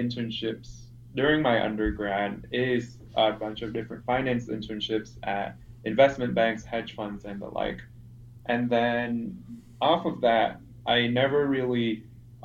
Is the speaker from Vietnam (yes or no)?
yes; Vietnam; moved away as an adult; now in Chicago, United States; I'm from Vietnam